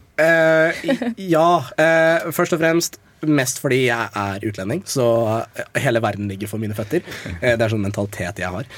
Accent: Eastern Norway, Norway; jeg er fra Østlandet

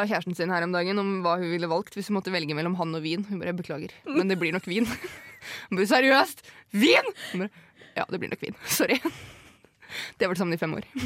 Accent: a village near Hønefoss, Buskerud, Norway; moved away

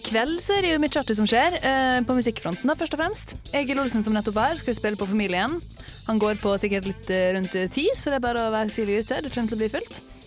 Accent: Sunnmøre, Møre og Romsdal, Norway; jeg er sunnmøring

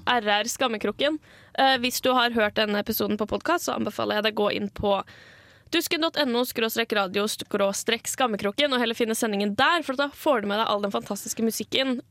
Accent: Asker, Akershus, Norway; jeg kommer jo fra Asker

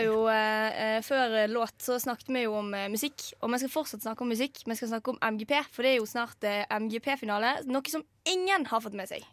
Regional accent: Western Norway, Norway; now in Trondheim, Norway; vi er jo vestlendinger

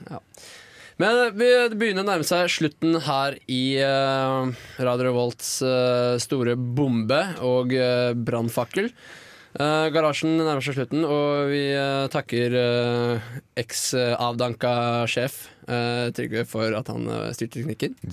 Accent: Lillehammer, Innlandet, Norway; men ja, jeg er fra Lillehammer.

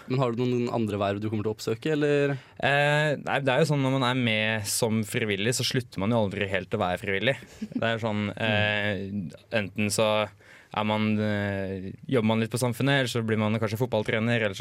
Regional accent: Hønefoss, Buskerud, Norway; Men nei, jeg var først leder for lokallaget hjemme i Hønefoss. Så var jeg fylkesstyrerepresentant i, i, i Buskerud SU, da.

